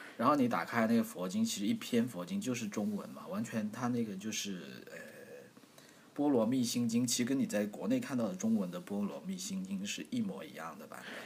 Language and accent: Chinese; China; 作为一个中国人